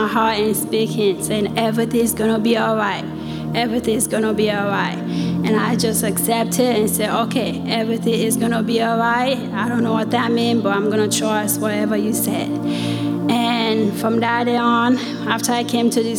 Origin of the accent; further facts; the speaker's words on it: Sierra Leone; moved away; I'm from West Africa, Sierra Leone